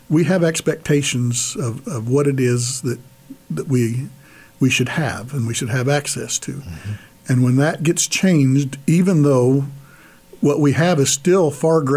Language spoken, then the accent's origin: English; United States; as American Catholics, we live on the edge of two cultures